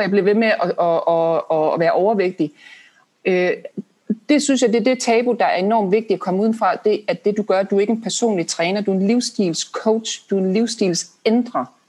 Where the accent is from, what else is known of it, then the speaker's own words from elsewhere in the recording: Denmark; som danskere